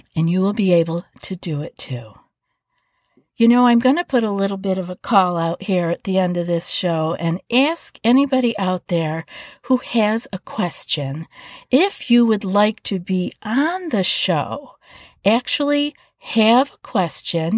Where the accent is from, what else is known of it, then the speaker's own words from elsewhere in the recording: East Coast, United States; moved away; I'm from the East Coast